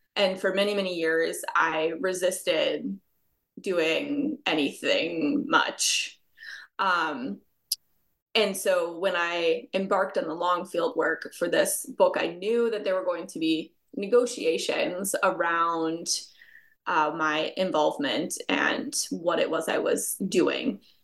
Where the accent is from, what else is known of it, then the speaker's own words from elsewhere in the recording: United States; my home country of the United States